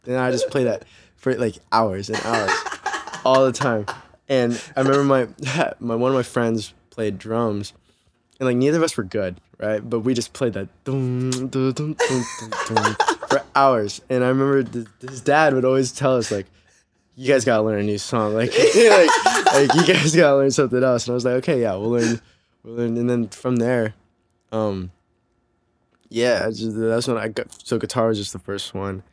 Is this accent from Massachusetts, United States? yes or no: no; Santa Ana, California, United States; also born or lived in Newport Beach, California; now in Los Angeles, United States; I'm from Santa Ana